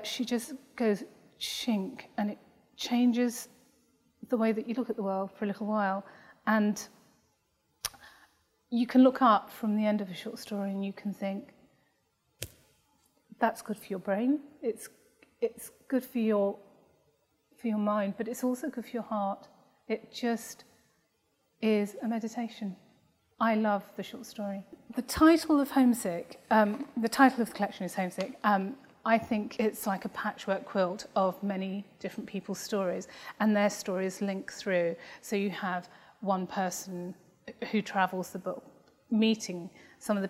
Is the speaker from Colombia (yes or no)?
no; England, United Kingdom; I was born in England.